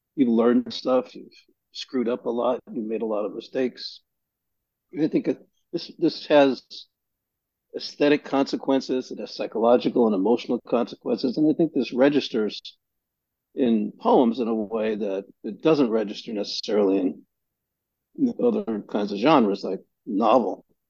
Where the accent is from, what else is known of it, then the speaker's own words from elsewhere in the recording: New York City, New York, United States; where I grew up in Greenpoint.